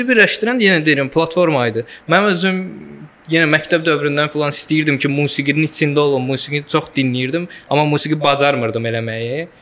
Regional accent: Azerbaijan; Səsimin tonundan başa düşdü ki, Azərbaycanlıyam dedi.

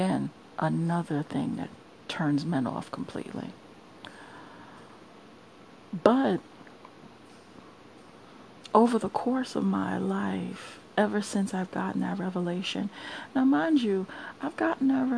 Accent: New York City, New York, United States; moved away as an adult; I'm from Brooklyn, New York. I am a born and bred native New Yorker.

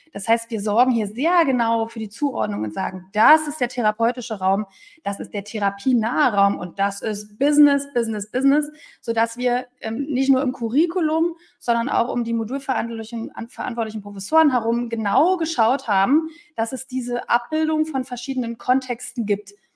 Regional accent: Berlin, Germany; moved away; Ich bin eine Berliner Pflanze, also auch mit dem waschechten Taufschein, der mich als Berlinerin ausweist

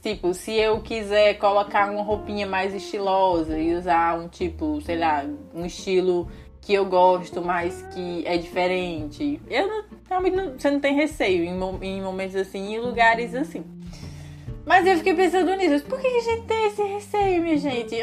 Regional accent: Brazil; moved away as an adult; Eu falo isso como brasileiro

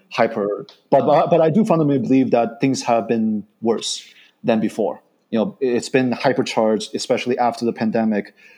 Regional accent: Chicago, Illinois, United States; moved away; also born or lived in China / Miami, Florida; I say I'm from Illinois. I'm from Chicago. Chicago, my hometown

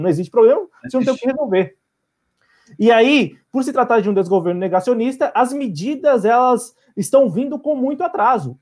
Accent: Brazil; enquanto brasileiros, né, brasileiros patriotas

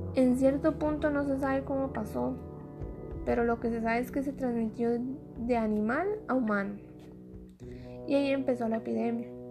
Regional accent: Costa Rica; soy costarricense

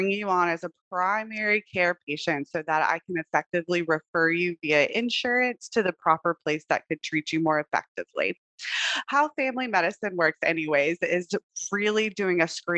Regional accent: Texas, United States; moved away as an adult; now in Hawaii, United States; I'm actually originally from Texas. I did all my schooling out there

